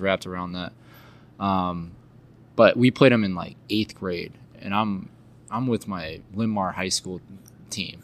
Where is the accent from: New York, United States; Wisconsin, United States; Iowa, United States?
Iowa, United States; we're from Iowa